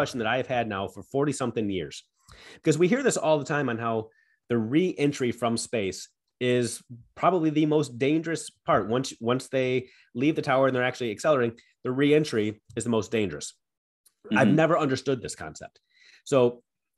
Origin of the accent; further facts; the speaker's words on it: United States; as an American